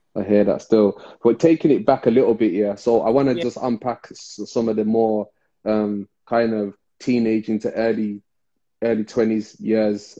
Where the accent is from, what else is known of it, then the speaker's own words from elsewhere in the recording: Birmingham, West Midlands, United Kingdom; especially in inner city Birmingham, we came from Rastafarian parents